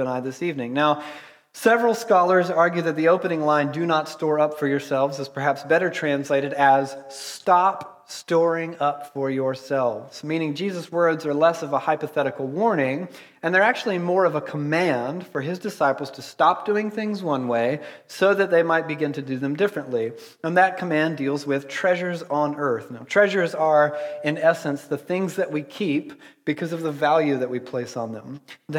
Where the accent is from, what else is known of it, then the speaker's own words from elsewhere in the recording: Georgia, United States; I'm from Georgia